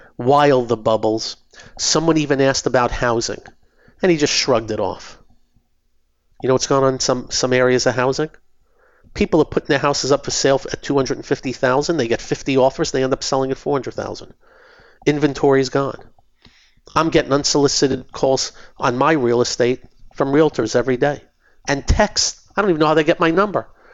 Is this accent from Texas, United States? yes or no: no; New York City, New York, United States; I was born in Brooklyn